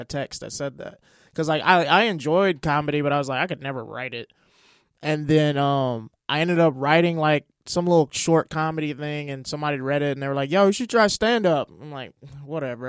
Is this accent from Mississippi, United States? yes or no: yes; Mississippi, United States; moved away as an adult; also born or lived in Oklahoma; now in Los Angeles, United States; I'm from Mississippi originally, but I was going to college in Oklahoma